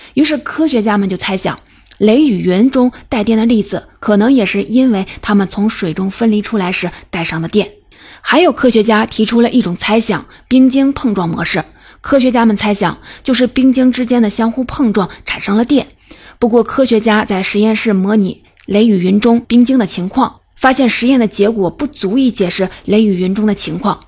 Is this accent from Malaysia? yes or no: no; China; 值得我们中国人骄傲